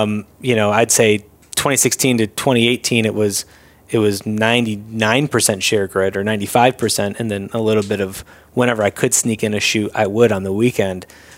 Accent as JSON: {"language": "English", "town": "Syracuse", "region": "New York", "country": "United States", "tie": "born or raised there", "moved": "as an adult", "lives_now": "Los Angeles, United States", "said": "I'm born and raised in Syracuse."}